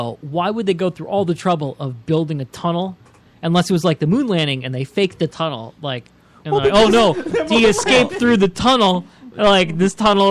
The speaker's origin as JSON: {"language": "English", "country": "United States", "said": "As an American"}